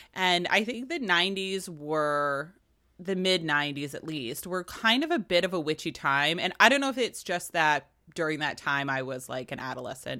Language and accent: English; Virginia, United States; I'm Irish and Virginian